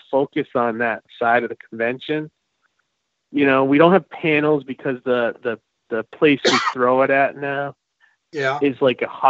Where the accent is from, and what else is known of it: Leominster, Massachusetts, United States; born or raised there